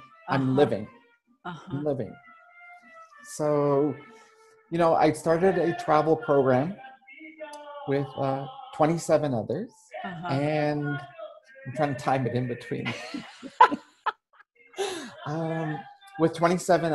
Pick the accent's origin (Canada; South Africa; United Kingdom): Canada; moved away as an adult; all that remains of my residence in my home country of Canada. I'm traveling and living under a Canadian passport